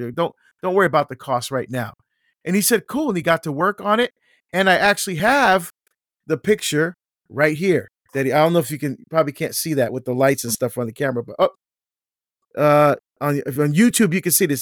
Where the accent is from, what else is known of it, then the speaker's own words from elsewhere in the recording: Barbados; now in United States; I was born in Barbados in the West Indies, um, and we're first generation to come to the United States